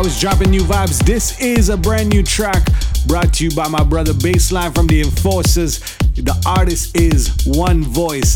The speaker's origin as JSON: {"language": "English", "area": "Toronto area", "region": "Ontario", "country": "Canada", "tie": "born or raised there", "said": "my city, my hometown, you know, Ajax, Toronto, Scarborough, Brampton, North York, East York, Pickering, Whitby, Bowmanville"}